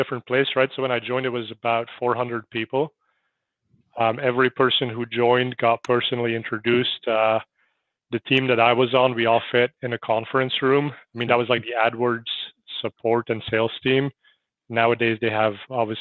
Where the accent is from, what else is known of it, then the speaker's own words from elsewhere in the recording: Belgium; also born or lived in San Francisco Bay Area; now in United States; I'm originally from Belgium.